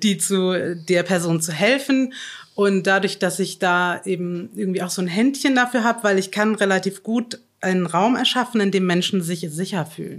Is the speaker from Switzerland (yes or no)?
no; Chiemsee, Bavaria, Germany; Ich bin im, im am Chiemsee in Bayern aufgewachsen